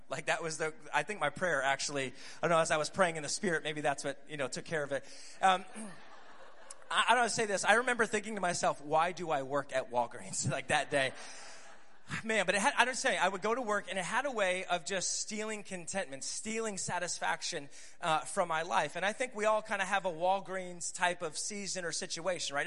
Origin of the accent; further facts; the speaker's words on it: Scranton, Pennsylvania, United States; moved away as an adult; now in Tulsa, United States; I live in Tulsa, Oklahoma, but I'm originally from Scranton, Pennsylvania.